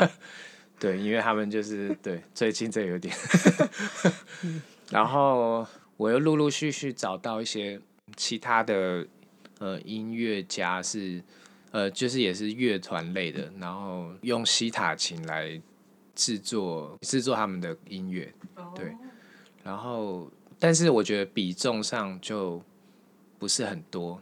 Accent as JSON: {"language": "Chinese", "country": "Taiwan", "said": "我们台湾人"}